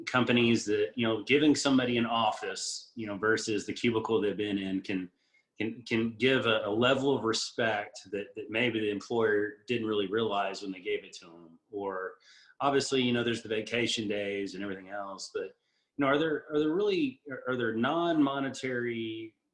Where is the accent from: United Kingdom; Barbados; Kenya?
Barbados; born there; I'm half Brazilian and I was born in Barbados. So I've, I'm that rare three passport uh, person.